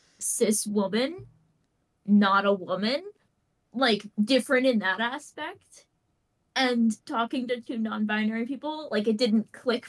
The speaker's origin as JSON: {"language": "English", "country": "Canada"}